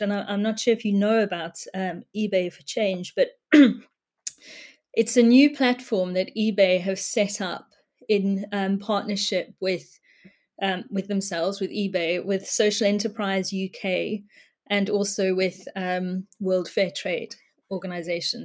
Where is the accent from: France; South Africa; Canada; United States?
South Africa; now in United Kingdom; I was brought up in South Africa